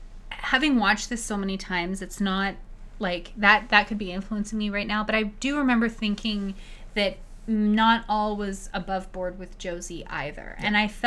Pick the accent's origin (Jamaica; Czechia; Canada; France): Canada; Christ, they as a Canadian